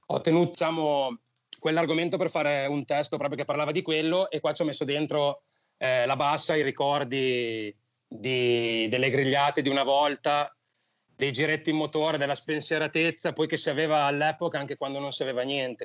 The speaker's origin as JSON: {"language": "Italian", "town": "Mantua", "region": "Lombardy", "country": "Italy"}